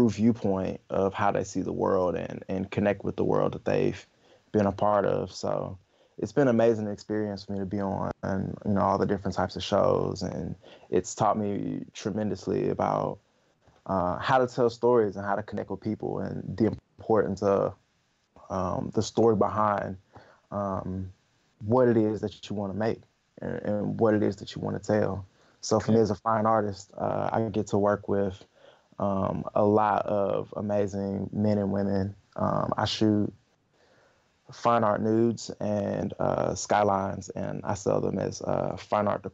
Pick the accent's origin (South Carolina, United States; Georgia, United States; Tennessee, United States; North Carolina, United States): Georgia, United States; Atlanta; also born or lived in Augusta, Georgia; I'm a Georgia native. I was born in Augusta. I grew up in Atlanta.